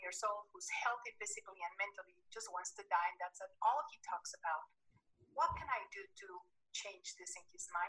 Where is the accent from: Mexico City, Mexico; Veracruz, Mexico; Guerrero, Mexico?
Mexico City, Mexico; I'm from Mexico City.